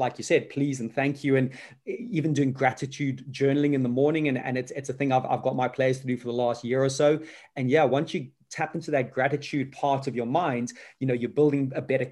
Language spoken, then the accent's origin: English; Zimbabwe; Most Zimbabweans of my age